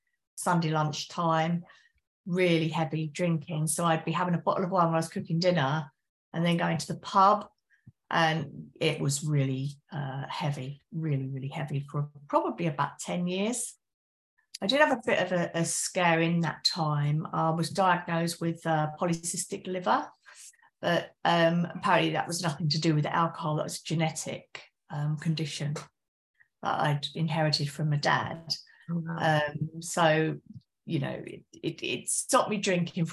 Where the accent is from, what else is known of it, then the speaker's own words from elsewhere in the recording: West Sussex, South East England, United Kingdom; now in Essex, United Kingdom; Originally I'm from West Sussex in the UK, but now I'm in Essex in the UK.